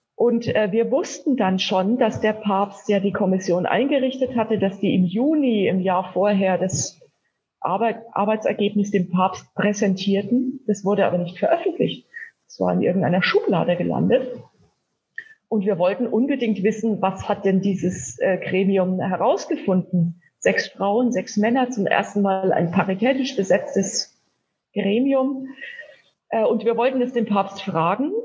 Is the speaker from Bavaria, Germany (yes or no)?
yes; Wilhelmsdorf?, Bavaria, Germany; ich bin äh, in Wilhelmsheim in Unterfranken im Landkreis Kitzingen aufgewachsen